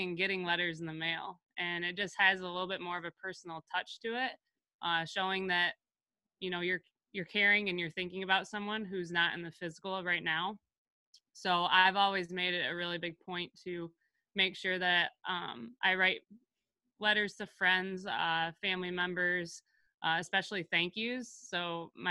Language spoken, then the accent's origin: English; Houghton Lake, Michigan, United States; moved away as an adult; now in Battle Creek, United States; I am in my hometown with my parents and in my childhood basement right now